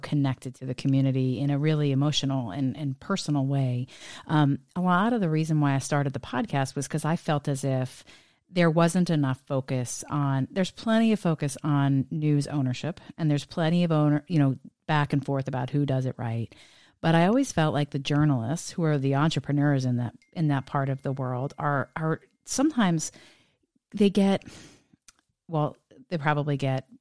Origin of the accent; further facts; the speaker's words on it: New York, United States; I grew up in the New York media market